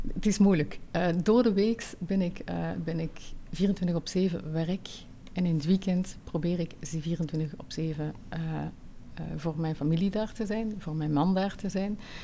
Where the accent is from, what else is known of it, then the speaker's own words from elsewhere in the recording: Netherlands; also born or lived in Tunisia / Switzerland; now in Belgium; ik ben geboren getogen in Nederland, maar ik ben ook al vroeg uit Nederland weggegaan